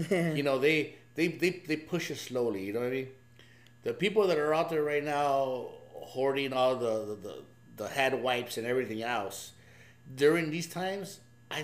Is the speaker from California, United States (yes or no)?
yes; Covina, California, United States; I'm from Covina